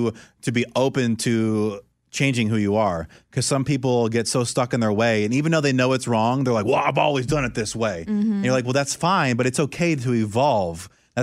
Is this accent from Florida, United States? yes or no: yes; Orlando, Florida, United States; moved away; also born or lived in San Francisco; because growing up in Orlando, there's Discovery Cove and there's SeaWorld and all these things